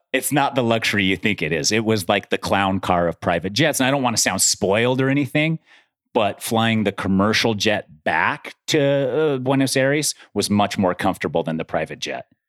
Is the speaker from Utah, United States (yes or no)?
yes; Utah, United States; I grew up in Utah too. I grew up at high altitude